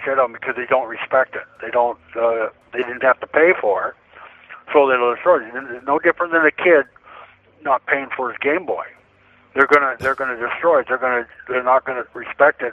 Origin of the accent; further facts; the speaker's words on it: Canada; now in Oregon, United States; I'm Canadian